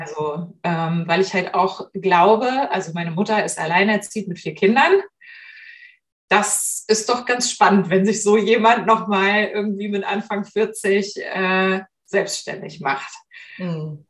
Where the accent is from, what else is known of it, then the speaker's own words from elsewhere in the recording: Hamburg, Germany; habe Literatur studiert in Hamburg, in meiner Geburtsstadt